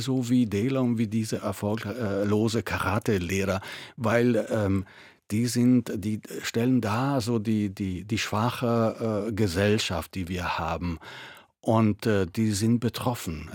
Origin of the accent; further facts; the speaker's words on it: Italy; German is a second language; moved away as an adult; now in Germany; ich äh, bin Italiener äh, aus Geburt